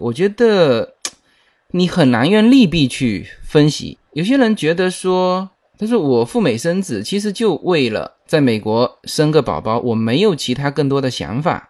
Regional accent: Fujian, China; accent: Fujian-accented Mandarin; now in United States; 是一个福建人在主播

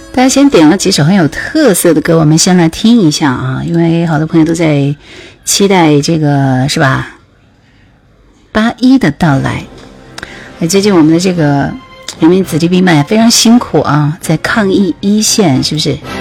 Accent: Jingzhou, Hubei, China; 我是湖北荆州人，荆州

